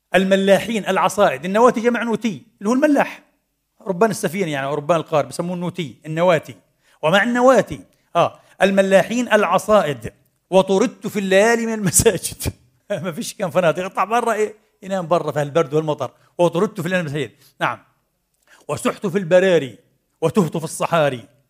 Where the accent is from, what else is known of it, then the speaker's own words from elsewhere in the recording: Palestine; now in Vienna, Austria; في خليل الرحمن عندنا في فلسطين